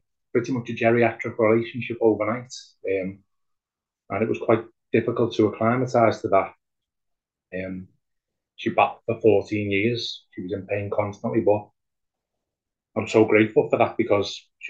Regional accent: Liverpool, North West England, United Kingdom; I'm from Liverpool, England

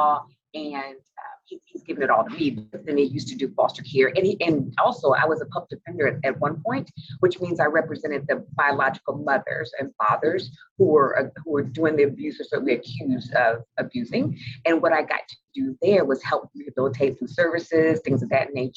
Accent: Indianapolis, Indiana, United States; I grew up in Indianapolis, Indiana

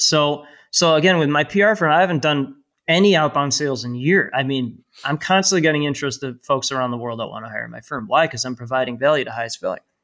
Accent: North Shore, north of Chicago, Illinois, United States; I live and grew up, uh, about twenty-five miles north of downtown Chicago. And, uh, it's called the North Shore.

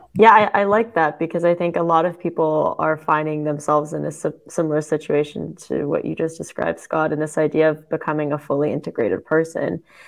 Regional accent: Canada; now in Germany; I'm German Canadian

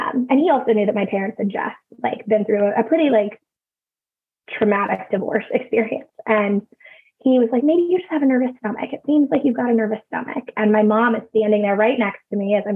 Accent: California, United States; I grew up in California

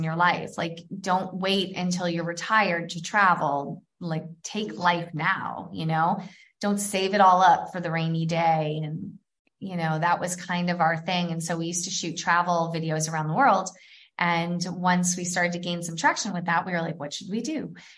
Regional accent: New Hampshire, United States; also born or lived in Atlanta, Georgia / California; now in Florence, Italy; I'm from New Hampshire

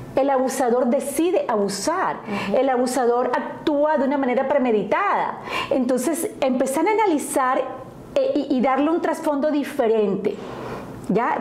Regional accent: Colombia; moved away as an adult; now in Indiana, United States; yo soy originaria de Colombia, eh, y estoy en el estado de Indiana, vivo en el estado de Indiana hace 20 años

